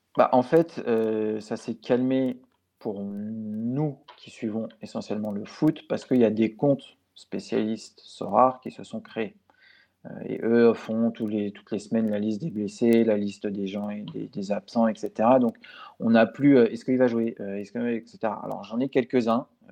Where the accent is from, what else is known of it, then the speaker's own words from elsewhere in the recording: France; chez nous en France